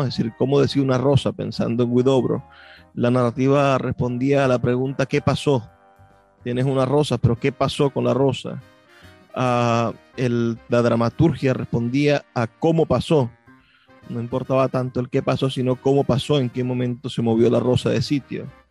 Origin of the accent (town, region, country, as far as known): Venezuela